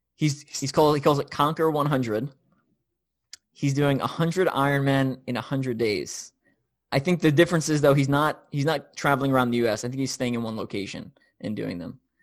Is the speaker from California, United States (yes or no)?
no; New York, United States; also born or lived in Tennessee; now in Kansas City, United States; I'm from New York. I live in Kansas City now. I've lived in Tennessee